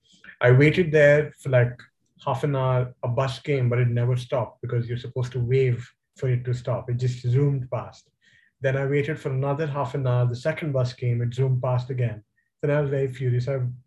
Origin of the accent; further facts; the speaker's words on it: India; now in Toronto, Canada; And I was coming from India, where that pressing that button is the equivalent of the emergency alarm that you have in the TTC